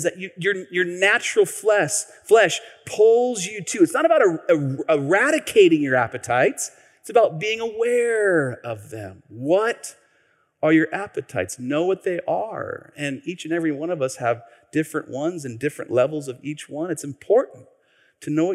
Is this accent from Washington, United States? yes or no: yes; Tacoma, Washington, United States; I grew up here. Many of you know I grew up here in Tacoma.